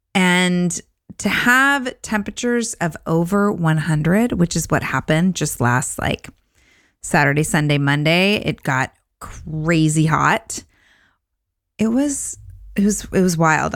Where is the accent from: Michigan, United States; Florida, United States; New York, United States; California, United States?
California, United States; Orange County; moved away; Orange County, which is where I grew up